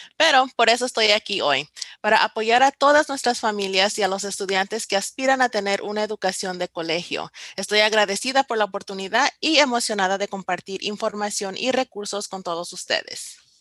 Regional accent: Compton, California, United States; nací y crecí en Campton, California, que es el, condado de Los Ángeles

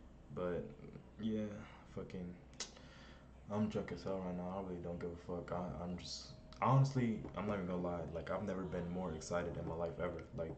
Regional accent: Ohio, United States; also born or lived in Germany / Kentucky; now in California, United States; I was born in Germany, and then we moved to Ohio, and then from Ohio we went to Kentucky, and now I'm 21.

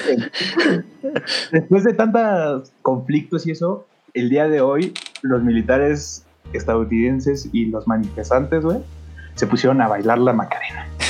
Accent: Mexico; el mexicano también somos muy ojete con el mexicano

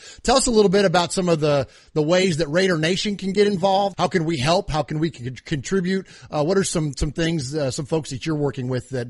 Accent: San Jose, California, United States; I'm from San Jose, California.

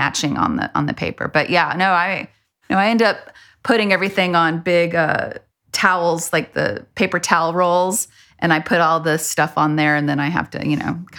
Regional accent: El Paso, Texas, United States; now in Austin, United States; growing up in El Paso had such a influence on me

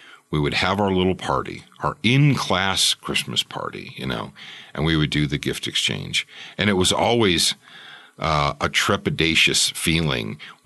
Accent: Roseville, Michigan, United States; also born or lived in Detroit, Michigan; I was born actually in the city of Detroit

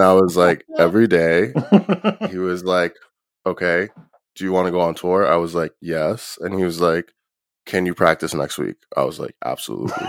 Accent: New Jersey, United States; I'm from Jersey.

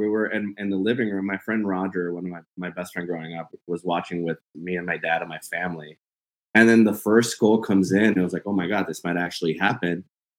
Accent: Hidalgo, Texas, United States; I grew up in Hidalgo.

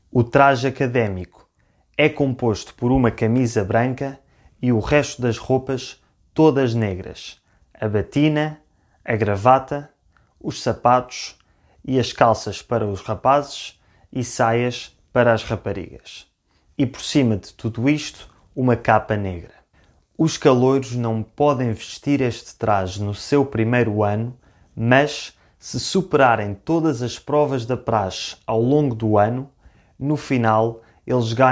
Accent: Lisbon, Portugal; Eu sou de Lisboa, mas fiz os meus dois primeiros anos de faculdade numa outra cidade chamada Funchal, onde inicialmente eu não conhecia ninguém

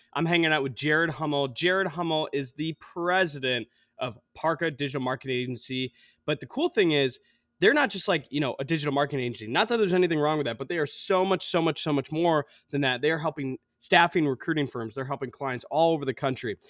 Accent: Ann Arbor, Michigan, United States; I grew up in Ann Arbor

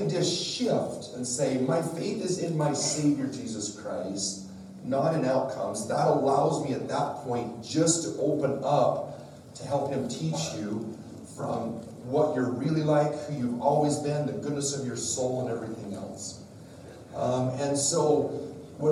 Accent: Wyoming, United States; I'm from Wyoming

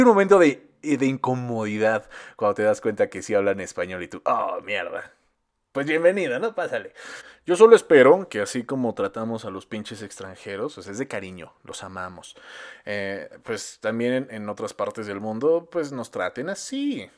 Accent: Mexico; Yo nací aquí, yo soy de Cardos

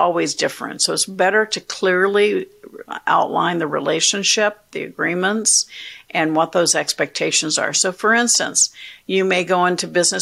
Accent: Orlando, Florida, United States; also born or lived in Tallahassee; I grew up in Orlando

